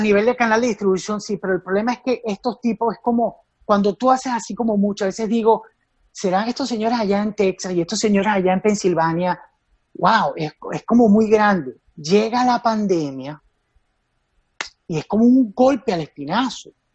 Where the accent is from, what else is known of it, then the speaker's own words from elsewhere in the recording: Venezuela; éramos venezolanos, éramos venezolanitos